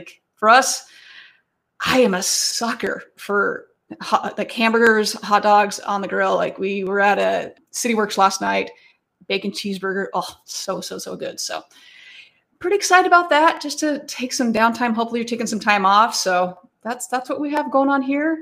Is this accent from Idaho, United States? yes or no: yes; Idaho Falls, Idaho, United States; now in Chicago, United States; But I was born in Idaho, and where I grew up was in Idaho Falls.